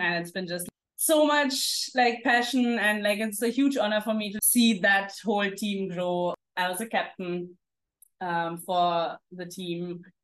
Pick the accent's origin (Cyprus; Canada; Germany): Germany; moved away as an adult; also born or lived in Singapore; now in Mumbai, India; this girls team which was actually in a village near my hometown. So it was like a half an hour drive from my uh, home. And then I just loved it. My parents dropped me every time when we used to have games. Um, and I played for a couple of years in Germany